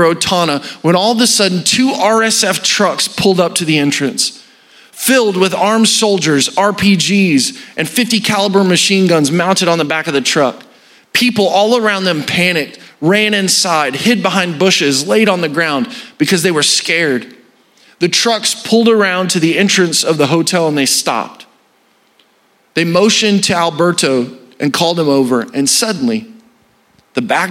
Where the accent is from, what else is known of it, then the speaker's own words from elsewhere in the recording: Arkansas, United States; I'm from Arkansas.